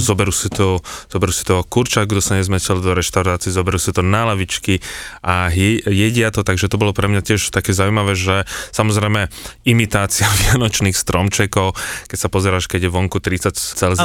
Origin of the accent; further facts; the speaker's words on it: Slovakia; som povedal, že zo Slovenska